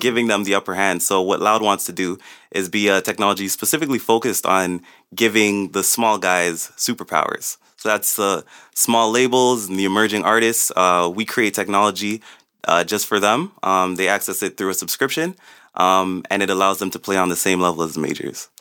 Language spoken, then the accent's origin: English; Toronto, Ontario, Canada; also born or lived in Jane and Finch, Toronto; I was raised mostly in Rexdale. Born in Jane and Finch, moved to Rexdale when I was eight